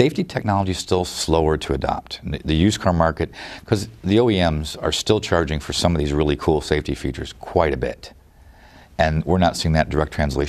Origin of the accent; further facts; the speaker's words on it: Detroit, Michigan, United States; growing up in Detroit